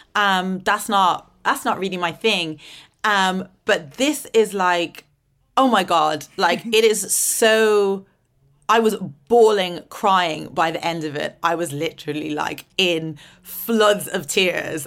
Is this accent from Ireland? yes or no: yes; Ireland; also born or lived in Dublin / Atlanta, Georgia; growing up in Ireland